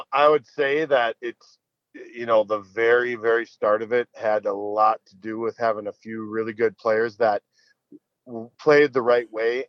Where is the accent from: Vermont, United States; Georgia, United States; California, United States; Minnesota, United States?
Minnesota, United States; we're from the North Metro, and a lot of the kids from the North Metro would go down and play for the Machine.